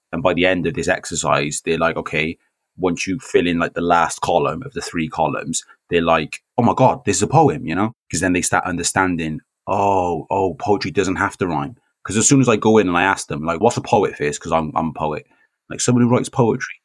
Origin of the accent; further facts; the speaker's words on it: Newport, Wales, United Kingdom; I'm half Welsh, I'm half Jamaican, but I, I grew up here. I've lived Newport all my life.